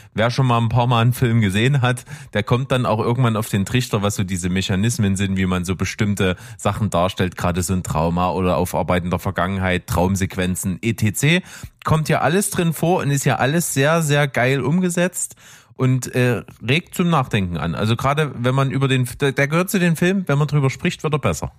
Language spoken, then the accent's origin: German; the East, eastern Germany, Germany; wir kommen ja aus dem Osten